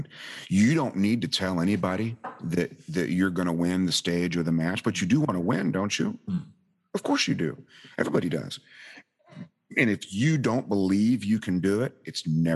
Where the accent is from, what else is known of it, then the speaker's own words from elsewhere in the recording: the South, United States; Us rude Americans